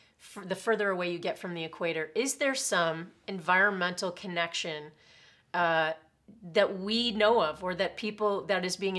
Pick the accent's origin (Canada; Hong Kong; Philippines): Canada; because we're Canadian.